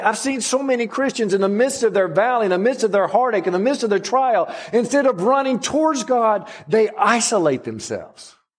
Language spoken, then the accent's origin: English; Alabama, United States; I'm a Southerner through and through, no matter if I am an Alabama person